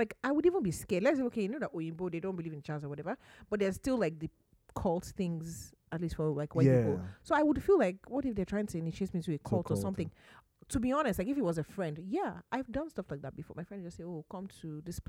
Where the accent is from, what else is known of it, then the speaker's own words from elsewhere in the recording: Nigeria; Maybe because I'm Nigerian